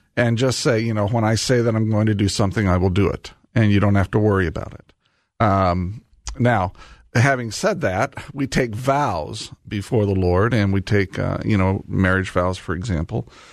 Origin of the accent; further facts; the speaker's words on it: Indianapolis, Indiana, United States; Indianapolis, my hometown